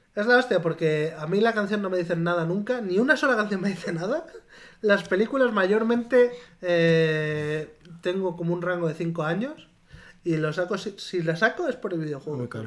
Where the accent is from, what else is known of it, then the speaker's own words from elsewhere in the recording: near Navalmoral de la Mata, Extremadura, Spain; moved away; Naval Moral, el pueblo al lado de mi pueblo